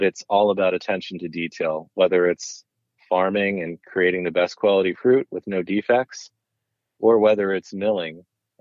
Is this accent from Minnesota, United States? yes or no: no; Bethlehem, Pennsylvania, United States; moved away as an adult; also born or lived in New York City / Spain; the food I grew up with in Bethlehem